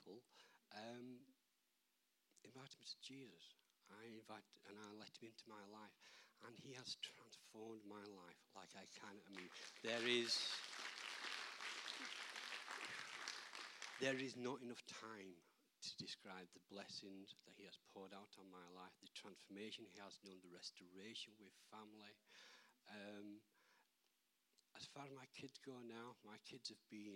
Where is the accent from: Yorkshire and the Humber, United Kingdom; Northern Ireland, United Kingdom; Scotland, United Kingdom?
Yorkshire and the Humber, United Kingdom; Barnsley; I grew up in Barnsley